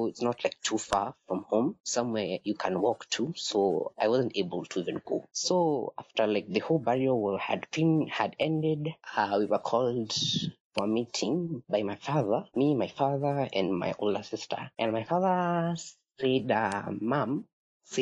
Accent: Nairobi, Kenya; I am from Nairobi.

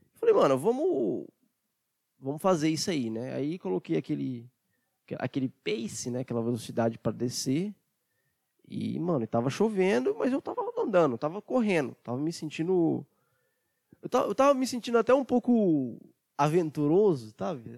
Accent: Brazil; Eu sou brasileiro

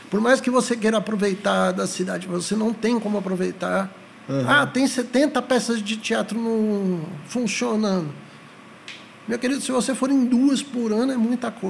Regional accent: São Paulo, Brazil; now in Goiânia, Brazil; sou da capital.

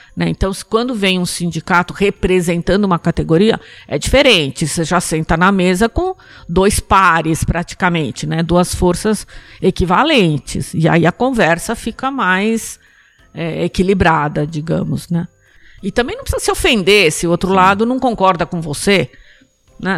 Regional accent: São Paulo, Brazil; born or raised there

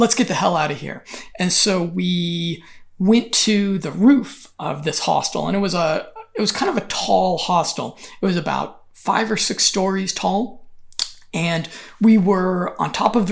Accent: Denver, Colorado, United States; moved away as an adult; also born or lived in Berlin, Germany / Valencia, Spain / Kyiv, Ukraine / Sofia, Bulgaria; I returned home for my brother's wedding and hung out a bit back in Denver, Colorado.

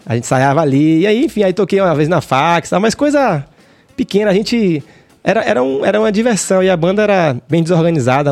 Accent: Salvador, Bahia, Brazil; Eu nasci ali no Jardim Apipema. Hum. Ali perto de Shopping Barra

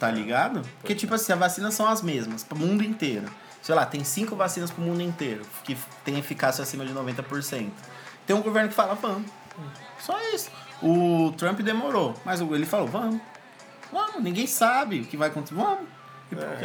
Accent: Brazil; a gente é brasileiro

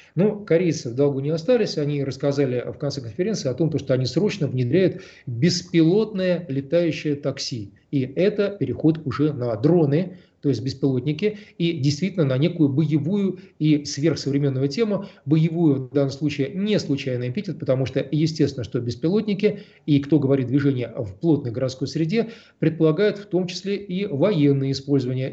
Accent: Moscow, Russia; мы, москвичи

